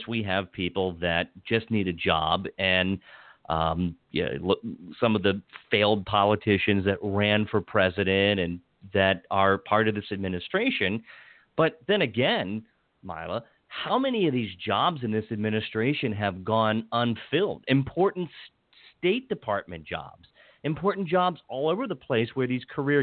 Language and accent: English; Washington County, Western Maryland, United States; now in Montgomery County, United States; I live in Montgomery County. I grew up in the culturally conservative Western Maryland